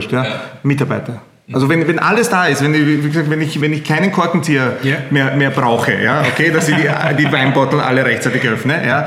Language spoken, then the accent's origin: German; Leskovac, Central Serbia, Serbia; ich komme aus Zentralserbien unten, Leskovac, Skrdelica, direkt auf der Autobahn nach Griechenland. Also alle, die, die, mit dem Auto nach Griechenland fahren, damit kennen unser Dorf.